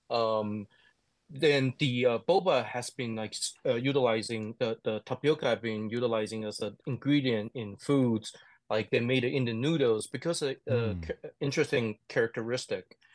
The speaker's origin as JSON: {"language": "English", "region": "Taichung", "country": "Taiwan", "tie": "born or raised there", "second_language": "English", "said": "I'm from Taichung, and mm. so it's my hometown."}